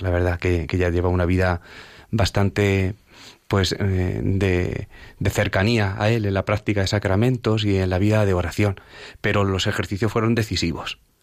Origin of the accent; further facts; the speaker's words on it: Villaseca de la Sagra, Castilla-La Mancha, Spain; en una advocación de mi pueblo, que es la Virgen de las Angustias, en la que allí en, en, Villaseca de la Sagra, donde procedo